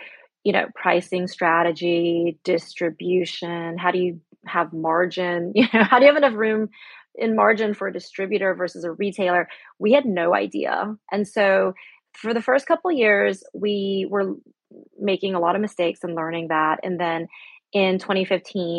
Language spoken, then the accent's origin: English; United States; moved away; also born or lived in Shanghai, China / Spain; me being American